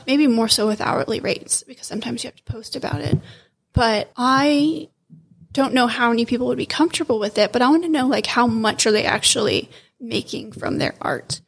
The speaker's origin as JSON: {"language": "English", "town": "Austin", "region": "Texas", "country": "United States", "tie": "born or raised there", "said": "I grew up here in Austin, Texas."}